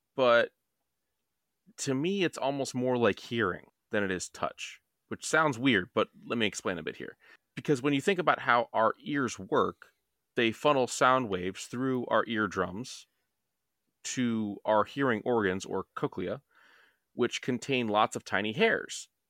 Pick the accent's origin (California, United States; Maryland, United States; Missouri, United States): Maryland, United States; we're from Maryland